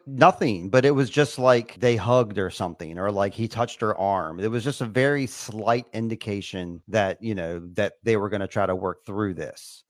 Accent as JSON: {"language": "English", "country": "United States", "said": "I'm an American boy"}